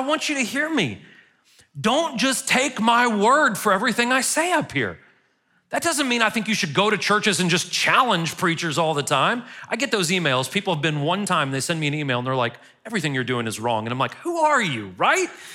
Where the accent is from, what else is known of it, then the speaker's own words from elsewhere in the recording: United States; as an American in the twenty-first century